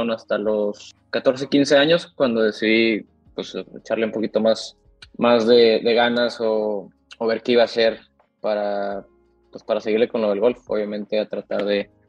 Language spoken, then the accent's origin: Spanish; McAllen, Texas, United States; born there; yo, yo de hecho nací en McAllen, en, en Texas, una ciudad fronteriza.